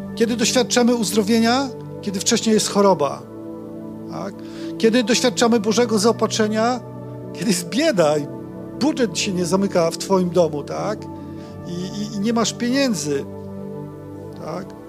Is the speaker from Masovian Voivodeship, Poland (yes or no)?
no; Silesia, Opole Voivodeship, Poland; pochodzimy z takiego malutkiego miasteczka na Opolszczyźnie. Upieramy się ciągle, że to jest Śląsk.